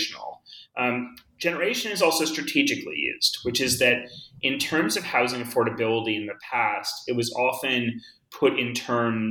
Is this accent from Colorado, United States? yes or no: yes; Boulder, Colorado, United States; also born or lived in Northeast United States; now in New York, United States; I grew up in Boulder. And I, like many people, came to Boulder as a kid from the Northeast because of my parents' work